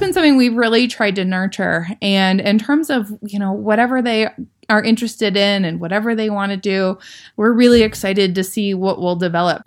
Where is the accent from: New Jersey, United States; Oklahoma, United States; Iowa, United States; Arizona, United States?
Iowa, United States; growing up in Iowa, we were really lucky that we had a really strong public school system